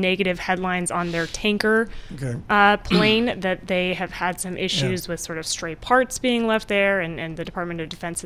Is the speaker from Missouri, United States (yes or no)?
no; Lawrence, Kansas, United States; moved away; I am from Kansas